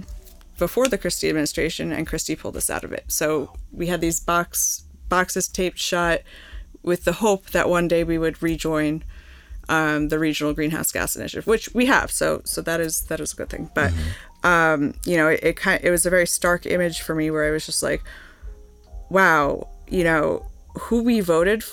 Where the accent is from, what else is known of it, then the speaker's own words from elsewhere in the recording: Holmdel, New Jersey, United States; I grew up in Holmdel in Monmouth County